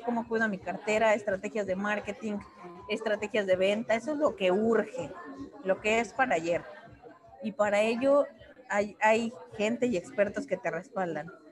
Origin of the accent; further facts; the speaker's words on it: Mexico; somos muy protocolarios los mexicanos